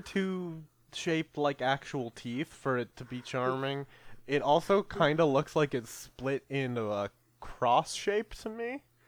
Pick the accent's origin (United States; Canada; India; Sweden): Canada; I'm Canadian